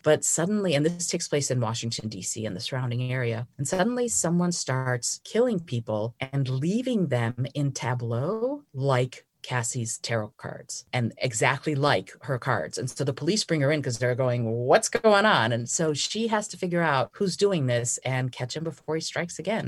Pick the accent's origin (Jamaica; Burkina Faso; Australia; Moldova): Moldova; moved away; I was born in Moldova, and my great-grandmother taught me how to read regular playing cards when I was four years old